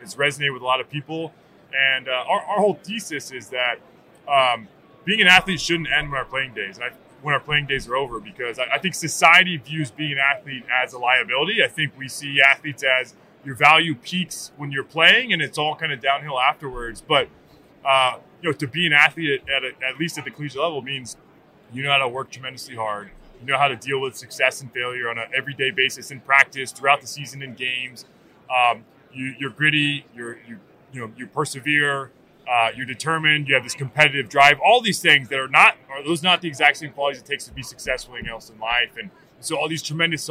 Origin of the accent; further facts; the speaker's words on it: Dallas, Texas, United States; moved away as an adult; now in New York City, United States; I grew up in Dallas